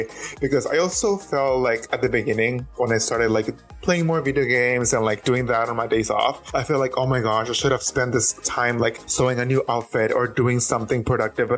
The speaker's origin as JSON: {"language": "English", "town": "Mexicali", "region": "Baja California", "country": "Mexico", "tie": "born or raised there", "moved": "as an adult", "said": "When I was 19, I was still living in my hometown. This is back in Mexico."}